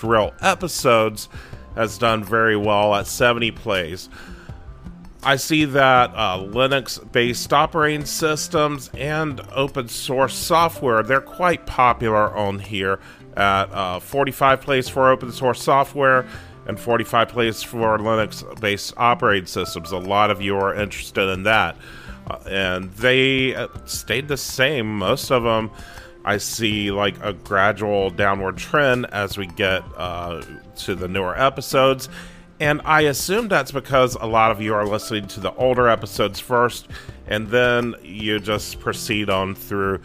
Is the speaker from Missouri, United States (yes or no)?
no; North Carolina, United States; my home state of North Carolina